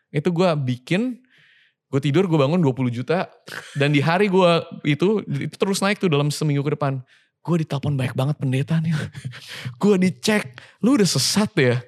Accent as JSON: {"language": "Indonesian", "country": "Indonesia", "tie": "born or raised there", "also_born_or_lived": "Sydney", "moved": "as an adult", "said": "gue lahir di Indonesia"}